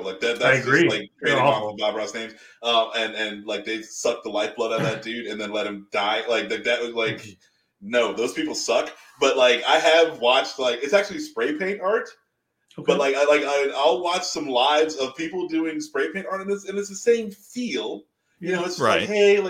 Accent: Jamaica; this might just be because like I'm Jamaican, Jamaican, we'll call it that.

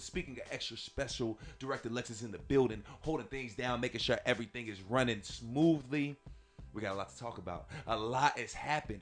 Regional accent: Northern California, United States; I grew up in Northern California

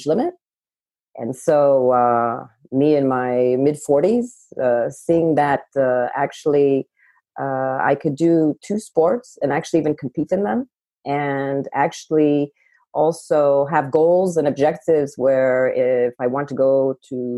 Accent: United States; moved away as an adult; also born or lived in Boston / Paris, France; being an American in Paris, France

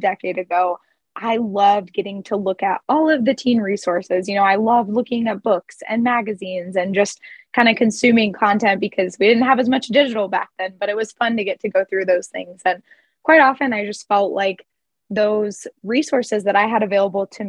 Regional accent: Midwest, United States; now in Denver, United States; I grew up in the Midwest

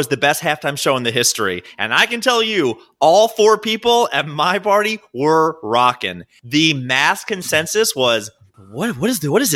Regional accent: Baltimore, Maryland, United States; I'm from Baltimore. I'm used to this.

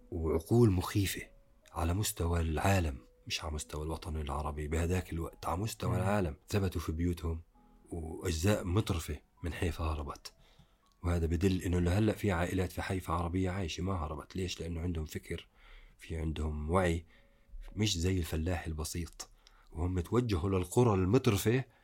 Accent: Palestine; انا ما بحكي هيك لاني انا فلسطيني

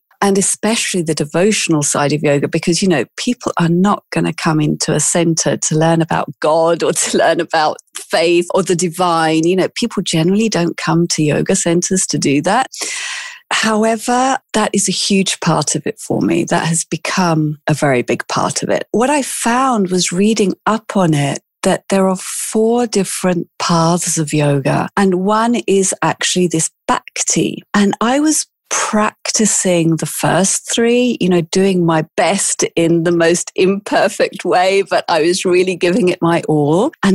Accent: England, United Kingdom; accent: British; moved away as an adult; also born or lived in South Africa; now in Milan, Italy; I was actually born in South Africa, but I grew up in England.

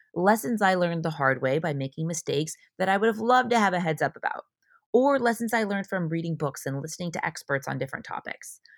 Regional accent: Orange County, California, United States; moved away as an adult; also born or lived in San Diego; I'm from Orange County, I moved to San Diego for college

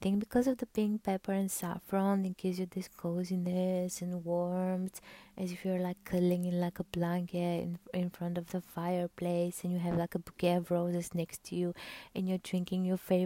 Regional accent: Bulgaria; I'm from Bulgaria

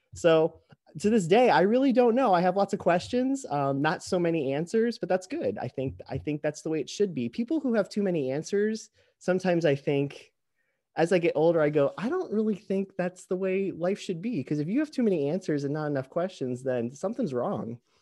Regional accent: Fort Lauderdale, Florida, United States; moved away as an adult; now in Metro Detroit, United States; grew up in Fort Lauderdale, Florida, most of my life

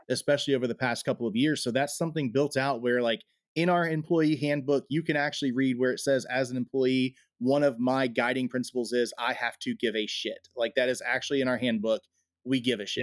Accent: United States; as American citizens

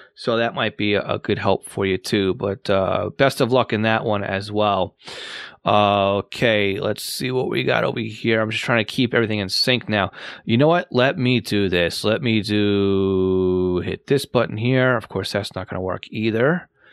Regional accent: Massapequa, New York, United States; I'm from Massapequa, M A S S A P E Q U A.

